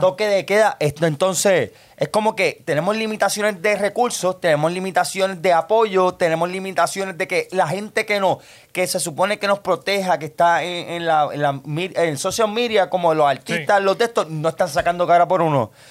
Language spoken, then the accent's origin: Spanish; Puerto Rico; mi pueblo